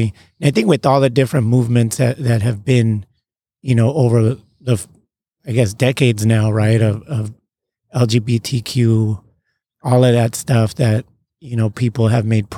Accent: San Diego, California, United States; first language Spanish; English is a second language; also born or lived in Tijuana; I grew up, you know, here in San Diego. I was born here. But I spent so much time in Tijuana, and my first language was Spanish

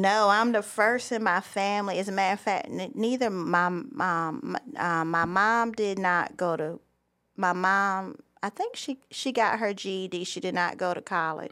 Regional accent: Myrtle Beach, South Carolina, United States; moved away as an adult; also born or lived in Charleston, South Carolina; now in Franklin County, North Carolina, United States; I was born and raised in Myrtle Beach, South Carolina

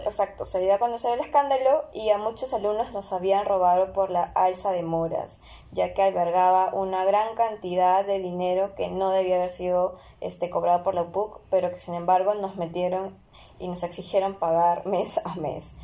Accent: Lima, Peru; nosotras somos peruanas, somos limeñas

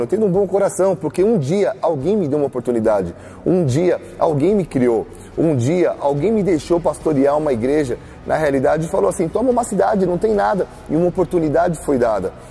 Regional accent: Brazil; nós, como brasileiros

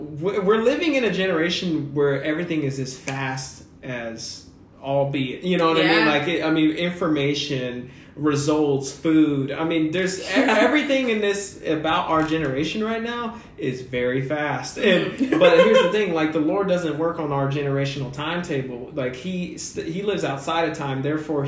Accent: Kansas City, United States; I'm born and raised in Kansas City. So Midwest, you know what I mean? Mexican American

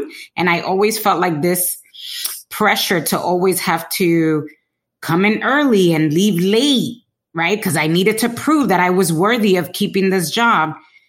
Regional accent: Dominican Republic; We're from Dominican Republic. We're, you know, Latinas.

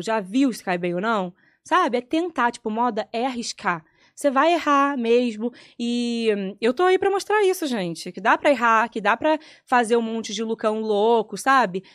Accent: Petrópolis, Rio de Janeiro, Brazil; moved away; na minha cidade, em Petrópolis, a gente ia pra praça

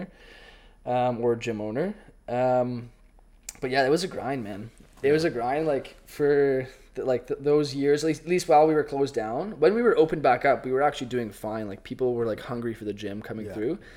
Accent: Ottawa, Ontario, Canada; go coach back in Ottawa and, like, go back to my hometown

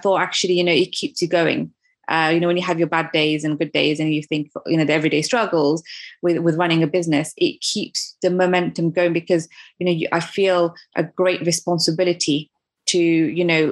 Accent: United Kingdom; I'm also a British mum

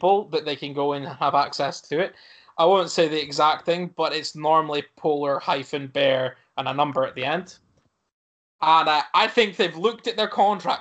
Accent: Aberdeen, Scotland, United Kingdom; Aberdeen. And they're like, no, you're not. And I'm like, well, I am. Born there.

